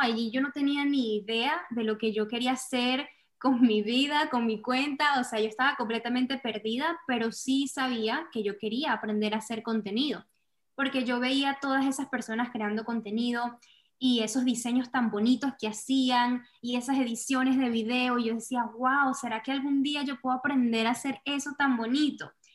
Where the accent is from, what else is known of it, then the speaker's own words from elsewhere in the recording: Venezuela; moved away as an adult; now in United States; primero soy venezolana, una mujer venezolana que es emigrante también. Llegué aquí a Estados Unidos, estoy viviendo en Estados Unidos ya desde hace cuatro años